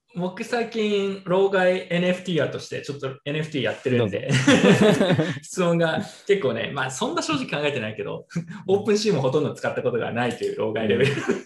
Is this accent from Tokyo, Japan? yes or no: no; Tsukuba, Ibaraki, Japan; 出身の筑波でやったするじゃないですか